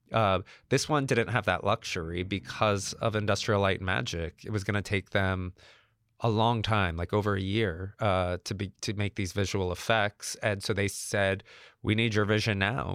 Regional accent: Georgia, United States; I'm from Georgia, where they make Cabbage Patch dolls

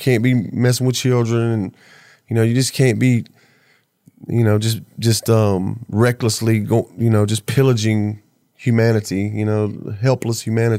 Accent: the South, United States; Yeah, I'm from the South, man.

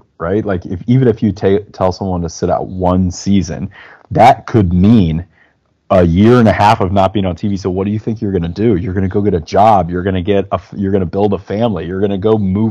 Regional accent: Midwest, United States; I'm from the Midwest. I'm from cold places

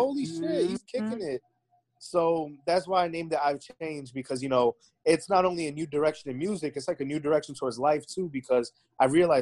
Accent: Clifton, New Jersey, United States; I was like, Clifton

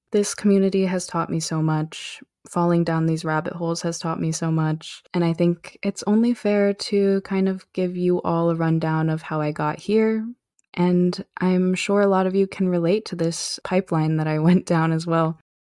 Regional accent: Arizona, United States; someone growing up in Arizona

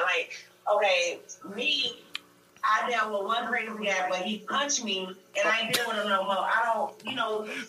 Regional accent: Matteson, Illinois, United States; I'm not from Chicago, but I'm from Matteson.

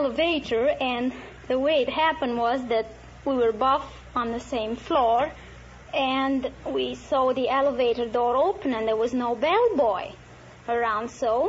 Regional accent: Alexandria, Alexandria Governorate, Egypt; moved away; I was born in Alexandria, Egypt.

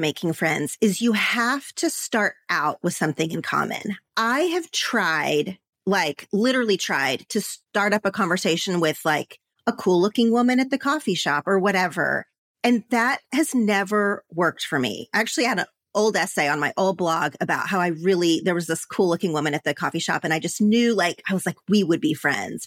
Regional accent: Oklahoma, United States; moved away as an adult; now in Los Angeles, United States; growing up in Oklahoma, but living in L A, my Oklahoma friends

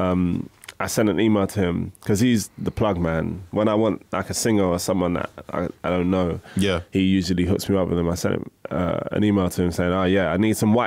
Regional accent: London, United Kingdom; I'm from Woolwich, shout out big time, Southeast

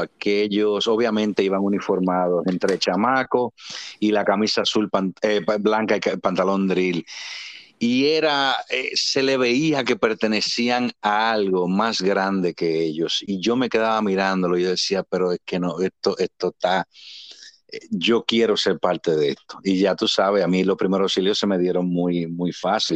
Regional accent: Santo Domingo, Distrito Nacional, Dominican Republic; nací en Ciudad Capital, Santo Domingo en el año 1975, en febrero, del 16 de febrero. Y en la zona de Gascue, donde estaban mis padres en ese tiempo.

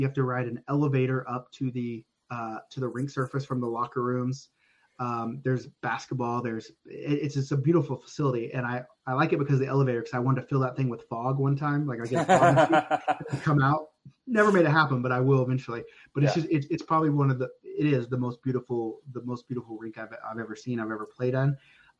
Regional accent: United States; now in Canada; I mean, I'm American. I live in Canada.

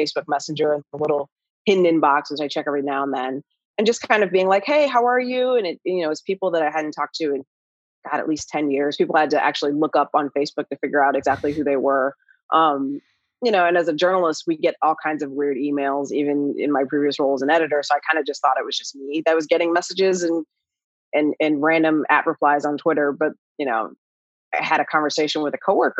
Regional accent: Ohio, United States; moved away as an adult; also born or lived in Indianapolis, Indiana; now in Los Angeles, United States; I grew up in Ohio.

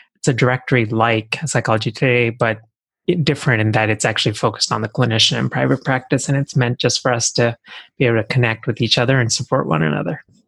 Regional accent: Texas, United States; moved away as an adult; also born or lived in India; now in Philadelphia, United States; I actually grew up in Texas

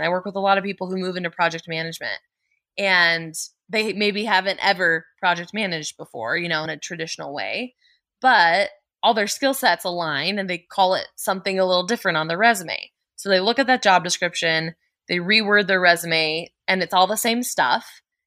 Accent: Colorado, United States; I was born and raised in Colorado

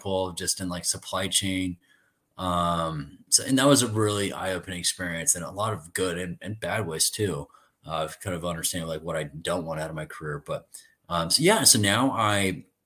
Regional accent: Danville, Illinois, United States; moved away as an adult; also born or lived in Milwaukee, Wisconsin; I grew up in Danville, Illinois, farming industry, kind of, you know, small town

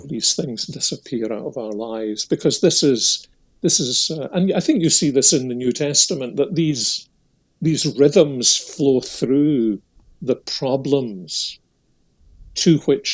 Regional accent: Scotland, United Kingdom; when I was a youngster growing up in Protestant Scotland

